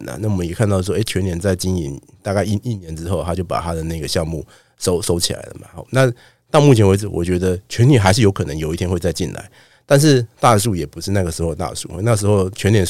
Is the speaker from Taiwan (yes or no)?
yes; Taiwan; 我台湾人很爱吃药哈